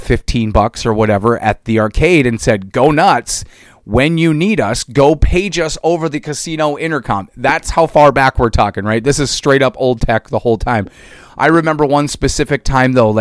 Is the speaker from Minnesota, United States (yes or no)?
yes; East Central Minnesota, United States; I grew up in East Central Minnesota here in the States.